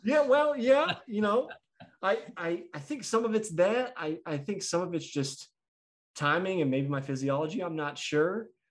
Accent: United States; also born or lived in Kansas City; as an American

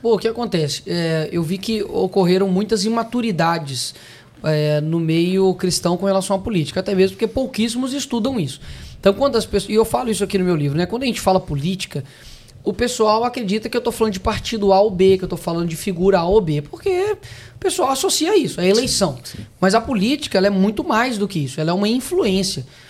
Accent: Belo Horizonte, Minas Gerais, Brazil; Eu sou de BH.

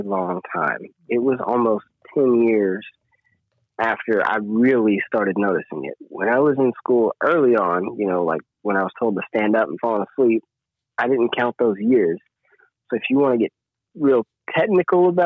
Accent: Paris, Tennessee, United States; I'm from Paris, they're like, "You're from France?" No, Paris, Tennessee

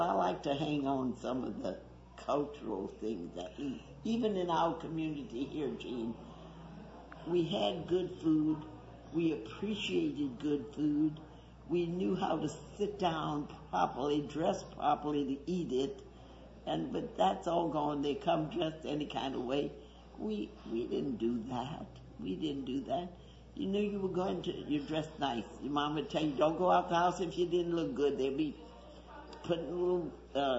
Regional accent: Madisonville, Louisiana, United States; also born or lived in New Orleans; Then I was brought up for 12 years across the lake in Madisonville

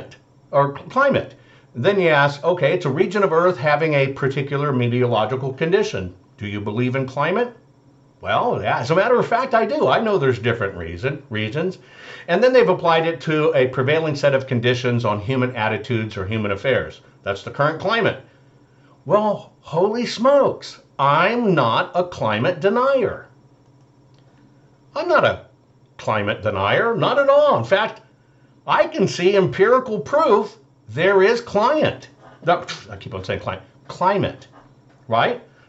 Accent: Arkansas, United States; growing up in Arkansas and being in my grandmother's house

